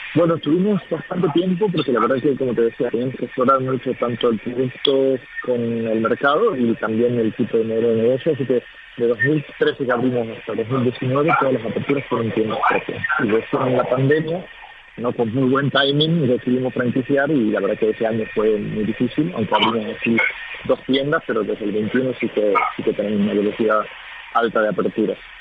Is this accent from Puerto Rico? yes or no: no; Argentina; now in Spain; nosotros somos dos argentinos